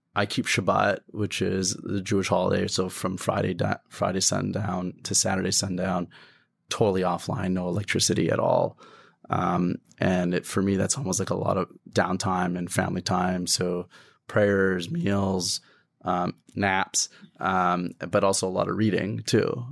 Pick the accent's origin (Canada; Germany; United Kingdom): Canada; I grew up in Canada